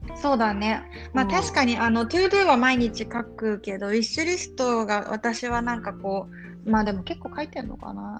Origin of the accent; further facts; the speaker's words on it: Tokyo, Japan; moved away; 東京は出身